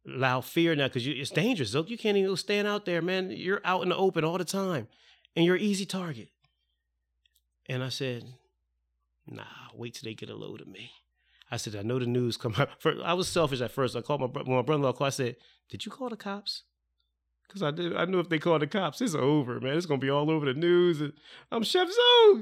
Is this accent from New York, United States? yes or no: no; Salem, New Jersey, United States; I was in Salem